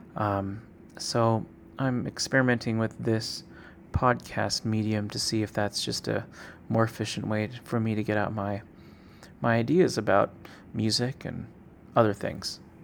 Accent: Seattle, Washington, United States; I grew up in Seattle, singing in the Northwest Boy Choir

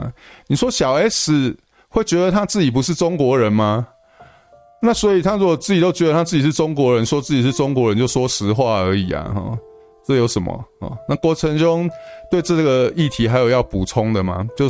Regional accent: Taiwan; 然后我是我是台湾人，但是我读中国书长大。

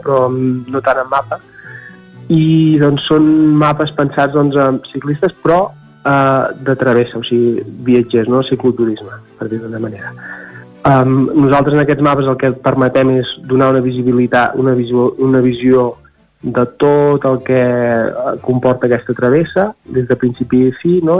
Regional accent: Santa Maria d'Oló, Catalonia, Spain; jo sóc del Moianès, per tant, uh, i, i, i de Santa Maria d'Oló.

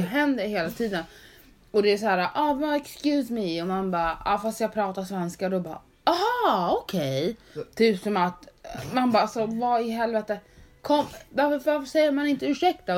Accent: Sweden; Men jag är född i Sverige.

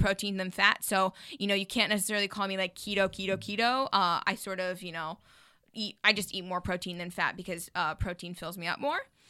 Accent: Jackson, Wyoming, United States; now in Los Angeles, United States; we're from Jackson, Hole, Wyoming

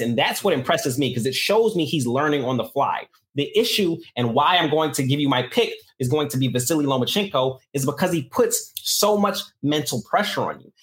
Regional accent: New York, United States; I'm from New York

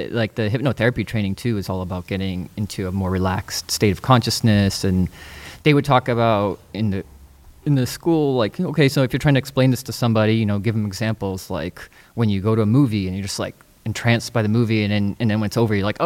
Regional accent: East Coast, United States; now in California, United States; when I first moved to California, I'm originally from the East Coast.

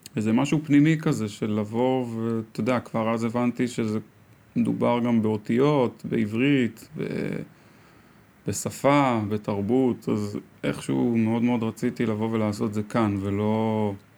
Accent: Karmei Yosef, Central District, Israel; also born or lived in South Africa; גדלתי בכרמי יוסף

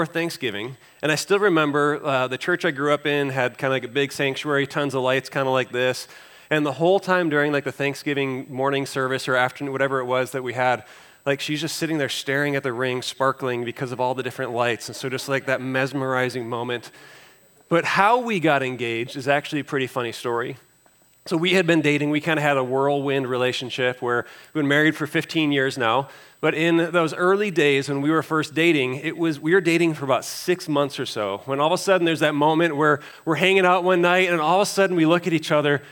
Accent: Chicago suburbs, Illinois, United States; moved away as an adult; also born or lived in Iowa; I grew up in the Chicago suburbs

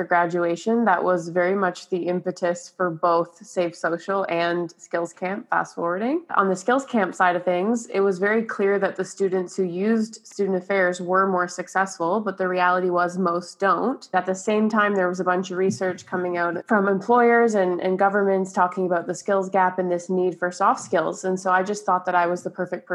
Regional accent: Brampton, Ontario, Canada; I was born and raised in Brampton

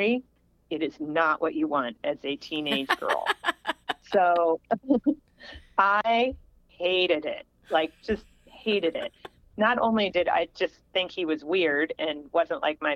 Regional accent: Springfield, Illinois, United States; that's where I grew up in Illinois, Springfield, Illinois

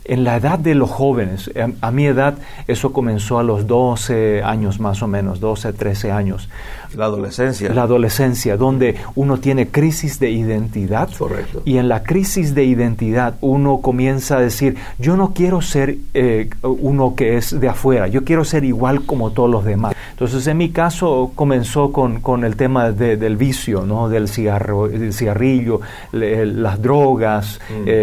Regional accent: Paraguay; vengo del Paraguay, nací, crecí, me malcrié en Paraguay

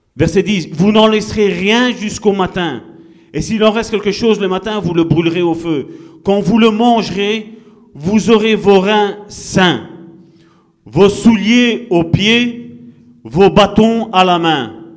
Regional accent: Italy; moved away; Je suis italien

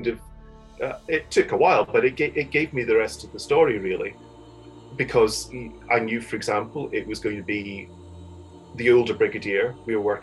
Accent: Fife, Scotland, United Kingdom; also born or lived in Edinburgh / Kirkintilloch; I come from Edinburgh originally, but I kind of grew up largely in Fife, also a number of years in Kirkintilloch outside Glasgow

